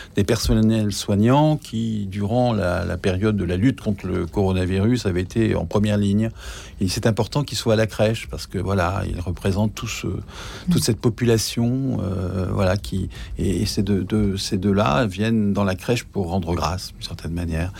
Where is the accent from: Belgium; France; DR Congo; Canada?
France; the North, Hauts-de-France; je suis du Nord, donc il y avait aussi la fête de, Saint-Nicolas.